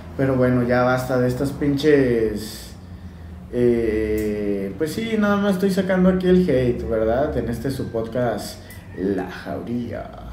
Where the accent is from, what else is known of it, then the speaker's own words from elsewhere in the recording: Mexico; como buen mexicano